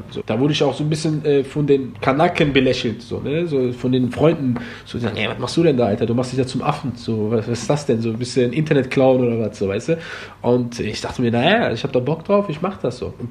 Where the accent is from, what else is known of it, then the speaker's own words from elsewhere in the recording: Germany; Ich bin voll Marokkaner, in Deutschland geboren, Deutschland groß geworden